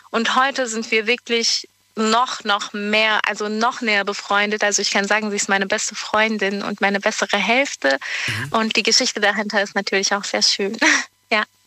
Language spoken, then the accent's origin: German; Geislingen, Baden-Württemberg, Germany; Ich komme aus Geislingen.